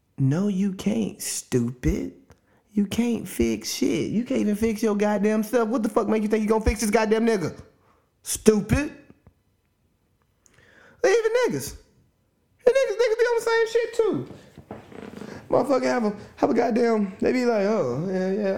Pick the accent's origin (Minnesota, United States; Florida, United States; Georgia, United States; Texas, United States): Georgia, United States; Cartersville; my hometown, Cartersville, Georgia, Northwest Georgia, Bartow County